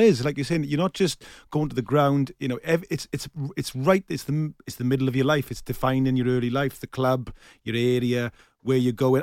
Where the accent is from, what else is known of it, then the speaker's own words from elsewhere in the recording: South Wales, United Kingdom; I grew up in in South Wales